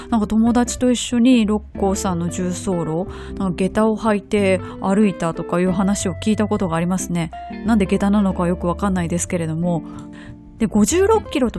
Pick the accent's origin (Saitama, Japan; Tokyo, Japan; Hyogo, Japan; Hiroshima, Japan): Hyogo, Japan; Kobe; 私の地元神戸です。